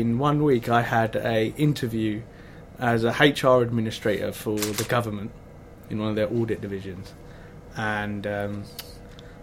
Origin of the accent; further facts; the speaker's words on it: Hertfordshire, East of England, United Kingdom; We grew up in Hertfordshire, actually, but the ladies' shoe was in Letchworth